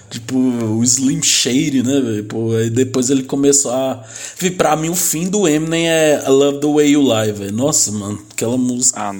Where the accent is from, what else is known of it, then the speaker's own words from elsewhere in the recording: Northeast Region, Brazil; Eu sou do Nordeste, ele é do Sul.